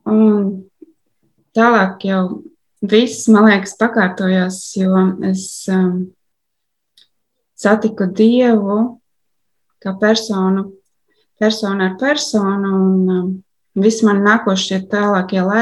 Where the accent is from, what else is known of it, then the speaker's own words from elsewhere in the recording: Alūksne, Latvia; now in Riga, Latvia; Es, es dzīvoju Rīgā vairākus gadus, bet oriģināli esmu no Aluksnes.